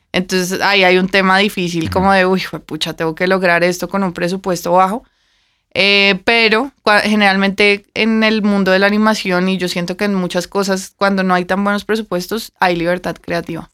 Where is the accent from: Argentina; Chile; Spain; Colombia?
Colombia; Bogotá; moved away as an adult; also born or lived in Vancouver / Toronto / Mexico City